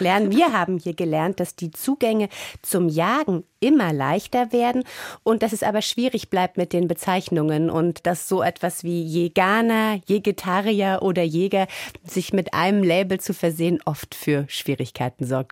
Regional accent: East Germany, Germany; meine Kindheit in der DDR

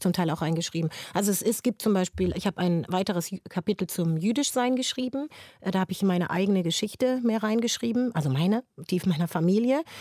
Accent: Frankfurt am Main, Hesse, Germany; Das ist meine Heimatstadt

